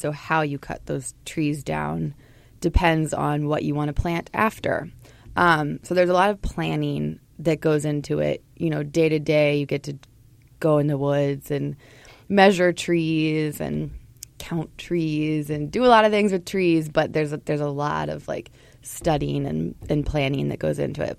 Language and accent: English; Portland, Oregon, United States; moved away as an adult; now in Minnesota, United States; I grew up in Portland, Oregon, and I moved to Minnesota about 12 years ago to go to college